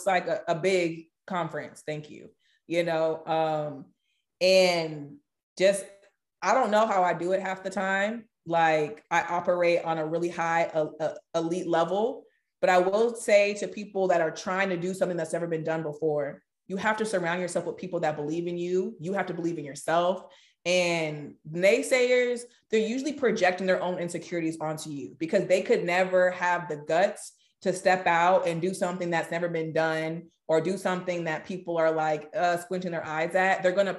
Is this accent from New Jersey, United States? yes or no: no; California, United States; I'm from Cali. Like, we love people.